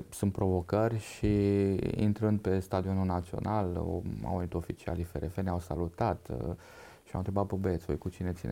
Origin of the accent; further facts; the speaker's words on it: Romania; first language Hungarian; Romanian is a second language; moved away as an adult; also born or lived in Baia Mare / Oradea / Zalău; now in Bucharest, Romania; Da, ă, am uh, crescut în, uh, în, în județul Satu Mare la bunicii mei, uh, în, zona CEU Silvaniei Zalău, unde și pasărea vorbea maghiară.